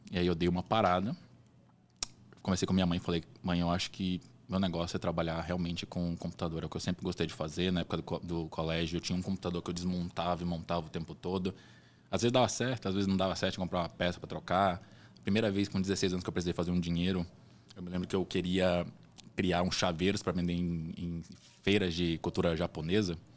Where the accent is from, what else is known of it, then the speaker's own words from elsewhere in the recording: Belém, Pará, Brazil; born there; Eu não sou de Salvador, eu nasci em Belém